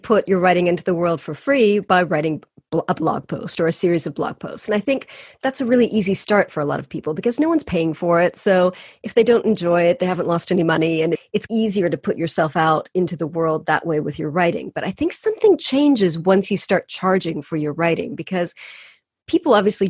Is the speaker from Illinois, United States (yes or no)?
no; California, United States